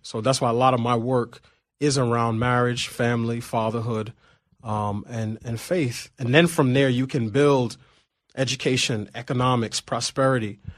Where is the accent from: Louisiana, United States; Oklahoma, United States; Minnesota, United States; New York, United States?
New York, United States; New York City; moved away as an adult; now in Washington, D.C., United States; I grew up in Queens